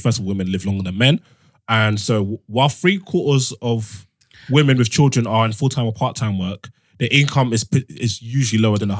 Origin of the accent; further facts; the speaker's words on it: Nigeria; No matter what I'm going through, never ever go fund me for me, please. I'm Nigerian.